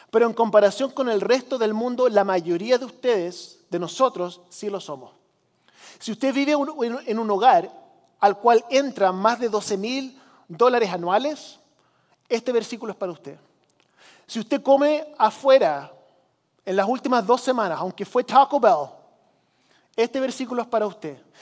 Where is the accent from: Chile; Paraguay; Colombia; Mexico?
Chile; Algunos de ustedes saben que yo crecí como misionero en Chile, en los 80 país del tercer mundo